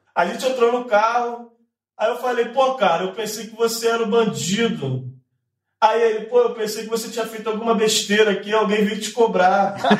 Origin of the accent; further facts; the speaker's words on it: São Gonçalo, Rio de Janeiro, Brazil; Eu nem sou daqui, sou do Rio, tô voltando pro Rio agora. Na verdade, sou de São Gonçalo